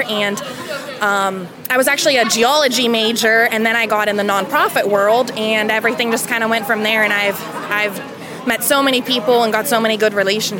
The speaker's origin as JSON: {"language": "English", "town": "Hubbard", "region": "Ohio", "country": "United States", "tie": "born or raised there", "said": "I grew up in Hubbard, which is just outside of Youngstown, one town over"}